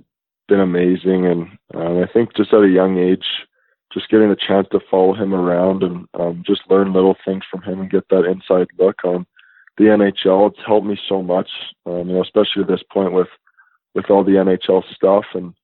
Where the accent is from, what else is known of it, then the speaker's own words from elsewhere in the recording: St. Louis, Missouri, United States; No, I was born in St. Louis. So I lived in St. Louis with him there.